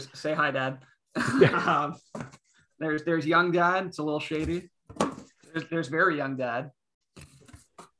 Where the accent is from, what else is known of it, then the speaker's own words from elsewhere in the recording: Canada; I'm Canadian.